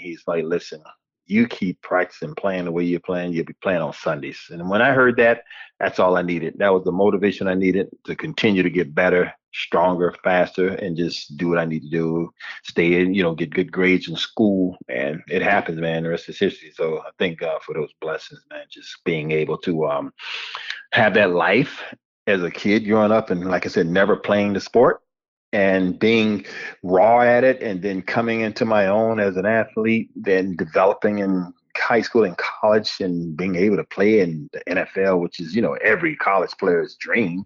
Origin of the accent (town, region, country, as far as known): Hallandale Beach, Florida, United States; born or raised there